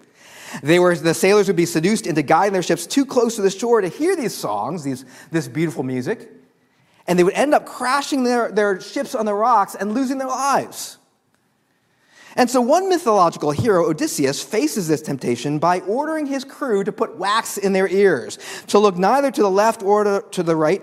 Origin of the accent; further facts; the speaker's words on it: Chicago, Illinois, United States; I was raised in Chicago